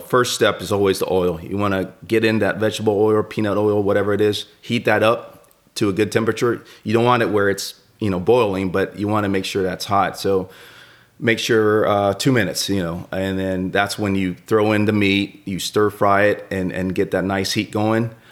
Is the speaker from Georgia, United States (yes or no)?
yes; Atlanta, Georgia, United States; growing up in Atlanta